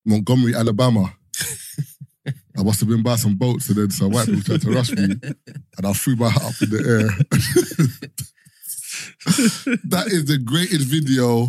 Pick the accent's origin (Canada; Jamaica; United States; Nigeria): Nigeria; I'm from Nigeria